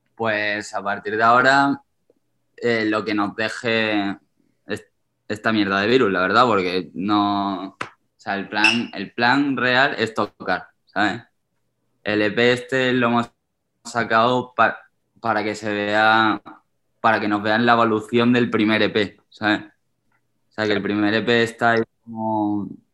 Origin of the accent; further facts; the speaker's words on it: Seville, Andalusia, Spain; now in Madrid, Spain; de Caravana somos tres sevillanos que somos amigos de toda la vida. Desde los tres años nos conocemos